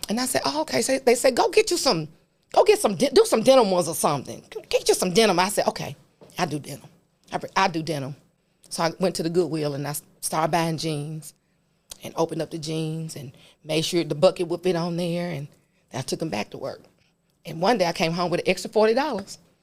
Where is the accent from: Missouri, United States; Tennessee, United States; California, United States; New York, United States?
Tennessee, United States; Memphis; I am a native of Memphis. I grew up in White Haven.